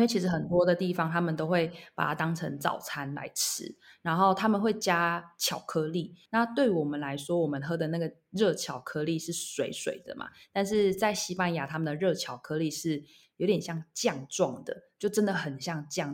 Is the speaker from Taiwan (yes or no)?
yes; Taiwan; moved away as an adult; now in Barcelona, Spain; 我们台湾人